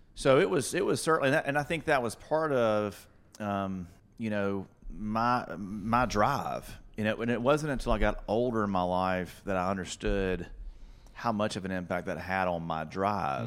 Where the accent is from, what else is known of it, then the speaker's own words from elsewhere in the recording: Florence, Alabama, United States; moved away as an adult; also born or lived in Birmingham, Alabama; North Alabama. I'm from Florence, Alabama